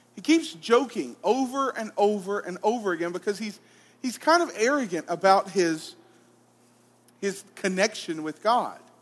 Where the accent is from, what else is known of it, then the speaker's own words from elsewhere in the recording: Arab, Alabama, United States; moved away; I'm originally from Arab, Alabama.